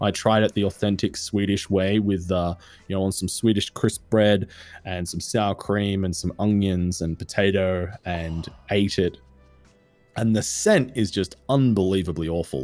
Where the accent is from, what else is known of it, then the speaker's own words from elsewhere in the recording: Australia; I am Australian